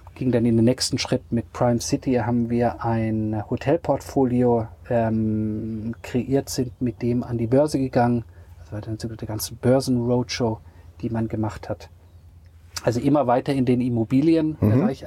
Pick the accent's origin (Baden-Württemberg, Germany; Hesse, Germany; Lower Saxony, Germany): Baden-Württemberg, Germany; Radolfzell; moved away as an adult; also born or lived in New York / Freiburg / Paris; aufgewachsen bin ich ja am Bodensee